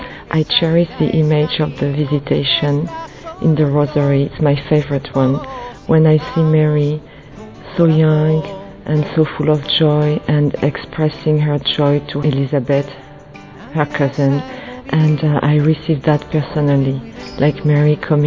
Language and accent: English; France; I'm from France